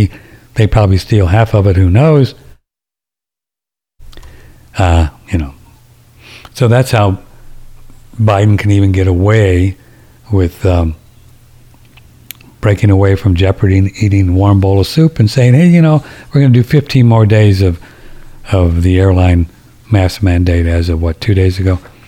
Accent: Texas, United States; I'm a Texan.

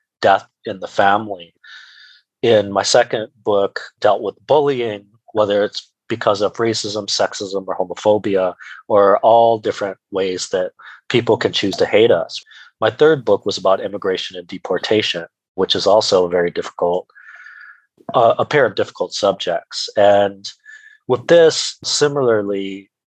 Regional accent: United States; as an Asian American

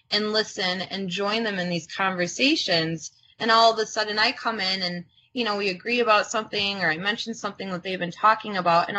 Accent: United States; first language Croatian; English is a second language; I'm first generation American. My primary language, my first language was not English

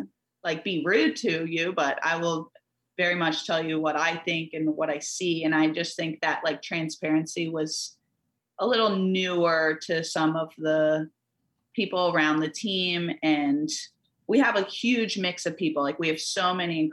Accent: United States; us here growing up in America, like every summer, every winter, the Olympics were on

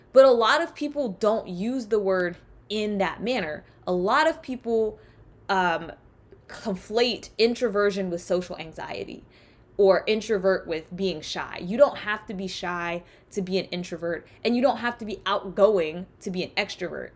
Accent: South Carolina, United States; accent: Southern; first language English; So I'm from the South. I'm from the Deep South. I'm from South Carolina. So there are a lot of phrases and words that are said in my hometown

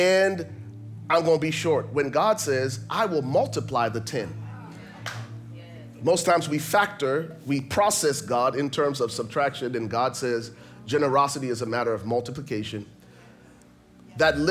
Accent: Liberia; I grew up in Liberia, West Africa

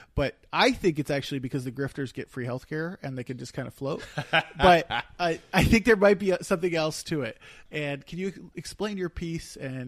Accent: Eastern Pennsylvania, United States; I'm from Eastern Pennsylvania.

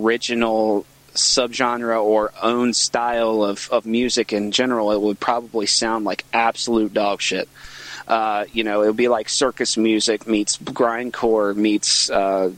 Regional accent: Virginia, United States; I'm from Virginia

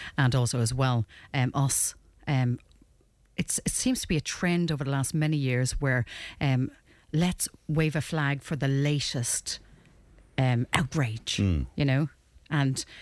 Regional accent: Ireland; us as an Irish nation

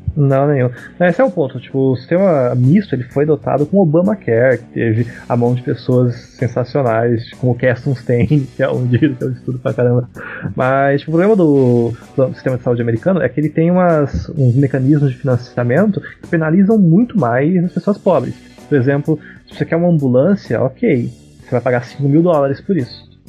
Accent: Paraná, Brazil; eu sou do Paraná também

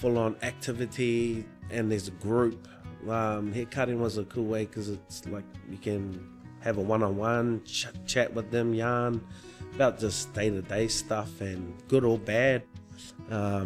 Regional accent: New Zealand; now in Broome, Australia; I'm a Māori from New Zealand, and so I'm not from here

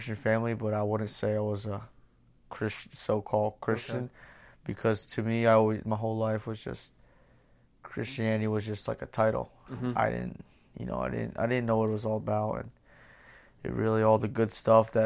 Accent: Pennsylvania, United States; I grew up in Pennsylvania.

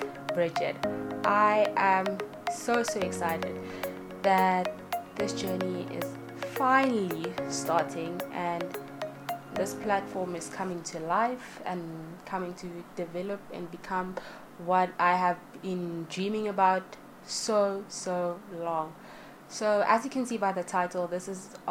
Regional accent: South Africa; I am South African born and raised, the motherland, as many like to call it

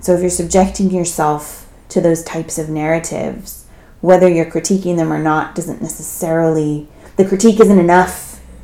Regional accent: California, United States; I grew up in California. Yeah. Everybody plays a sport in California

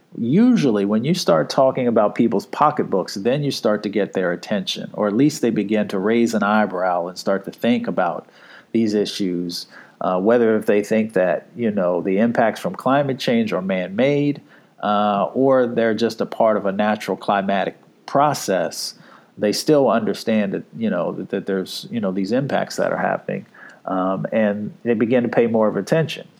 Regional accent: Appalachia, United States; I come from Appalachia.

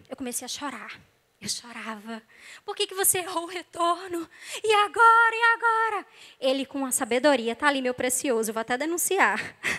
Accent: Northeast Region, Brazil; moved away as an adult; now in Rio de Janeiro, Brazil; eu sou nordestina

